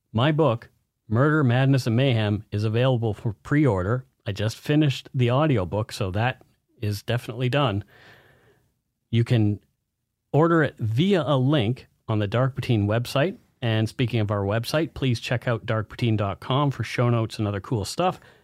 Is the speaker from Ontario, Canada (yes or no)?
no; Nova Scotia, Canada; in Nova Scotia around my hometown